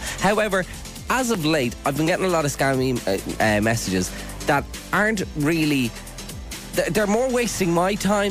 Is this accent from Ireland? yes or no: yes; Cork, Munster, Ireland; I am from the People's Republic of Cork.